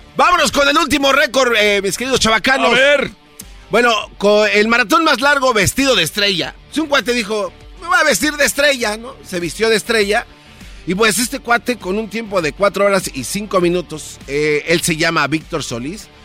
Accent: State of Mexico, Mexico; Yo soy del Estado de México.

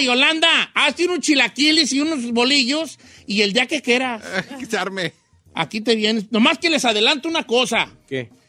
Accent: Michoacán, Mexico; vengo de Michoacán.

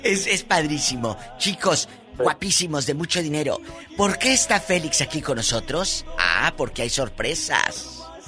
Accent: Matamoros, Tamaulipas, Mexico; moved away as an adult; hace muchos años yo trabajé en mi tierra, en Matamoros

